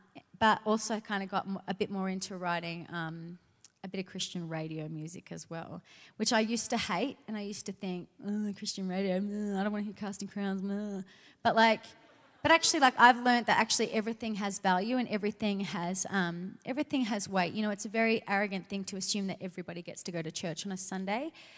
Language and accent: English; Sydney, New South Wales, Australia; I'm originally from Australia, from Sydney.